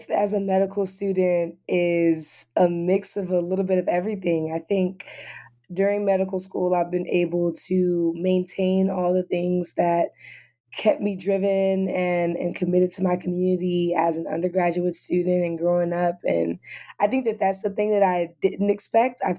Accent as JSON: {"language": "English", "town": "Los Angeles", "region": "California", "country": "United States", "moved": "yes", "said": "I'm from Los Angeles, California."}